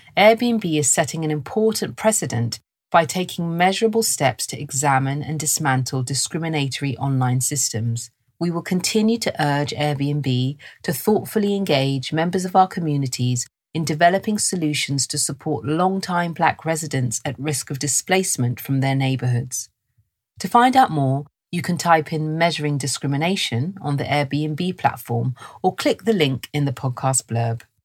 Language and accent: English; London, United Kingdom; I was raised in London, and this is my accent